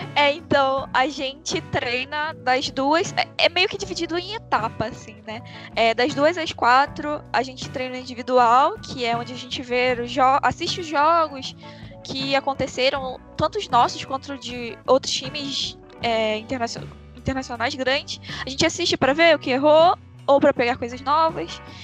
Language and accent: Portuguese; Nova Iguaçu, Rio de Janeiro, Brazil; Eu sou do Rio, né? Então, no Rio, em Nova Iguaçu, que é onde eu moro